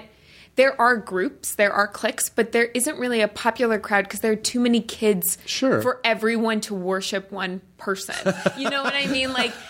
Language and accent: English; Colorado, United States; I'm from Colorado, so I know what you mean. But Colorado, even the winter there is so benign.